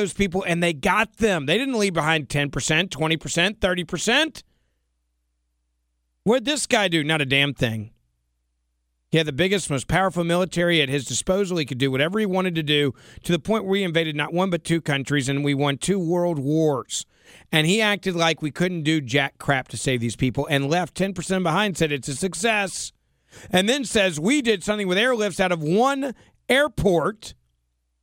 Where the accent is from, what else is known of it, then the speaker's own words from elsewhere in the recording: Tennessee, United States; in my home state of Tennessee